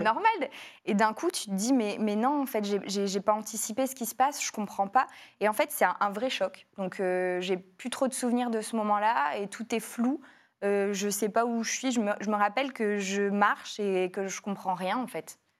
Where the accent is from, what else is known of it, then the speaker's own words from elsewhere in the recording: Lille, Hauts-de-France, France; je suis née à Lille, c'était vraiment ma ville.